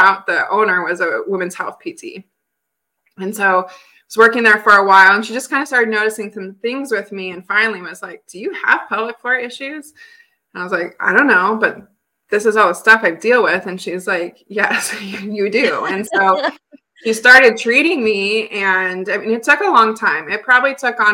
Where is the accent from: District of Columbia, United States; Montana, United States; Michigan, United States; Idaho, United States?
Montana, United States; Billings; growing up in Billings, Montana